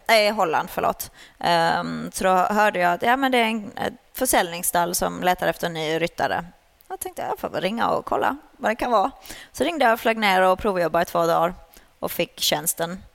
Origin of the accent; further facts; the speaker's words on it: Sweden; moved away as an adult; now in Netherlands; jag red ju ponny uh, junior uh, hemma i Sverige. Sen flyttade jag utomlands när jag var 19